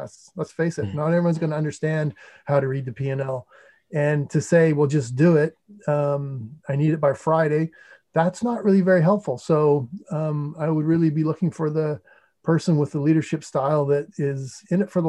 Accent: St. Andrews, New Brunswick, Canada; I'm originally from New Brunswick, which is a province in Eastern Canada, not to be confused with New Brunswick, New Jersey, or Brunswick, Maine. Yeah. but I grew up in a town called St. Andrews

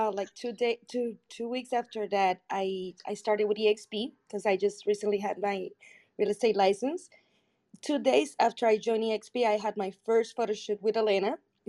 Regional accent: Puerto Rico; moved away as an adult; now in Miami, United States; I moved to Miami from Puerto Rico recently, like a couple of years ago

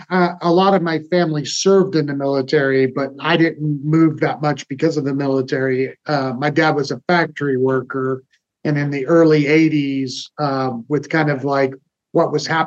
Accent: Illinois, United States; also born or lived in Texas / Kentucky; Everywhere. Started in Illinois. Lived there for basically from first to sixth grade, then moved to Texas, spent 4 or 5 years in Texas, then moved back to Illinois

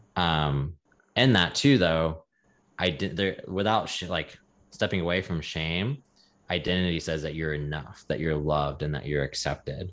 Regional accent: the South, United States; growing up in the South

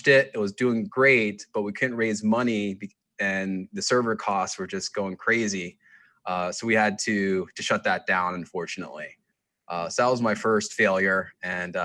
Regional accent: outside Philadelphia, Pennsylvania, United States; also born or lived in New York; I grew up on the East Coast in outside Philadelphia in a suburb

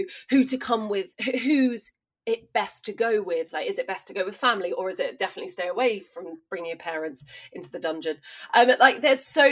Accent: East Sussex, South East England, United Kingdom; I grew up in East Sussex.

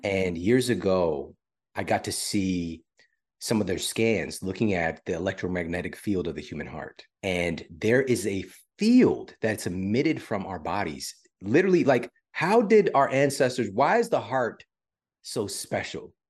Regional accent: St. Louis, Missouri, United States; I'm from Saint Louis and I went to my university in Saint Louis

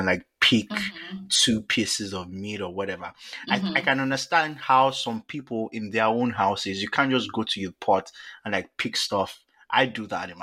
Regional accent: Nigeria; Nigerian, Yoruba.

